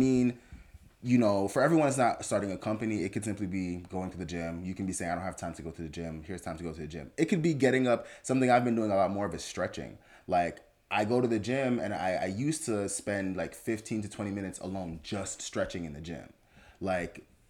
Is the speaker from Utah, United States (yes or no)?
no; Fort Lauderdale, Florida, United States; also born or lived in Jamaica; We came here from Jamaica when I was 6, lived in Fort Lauderdale.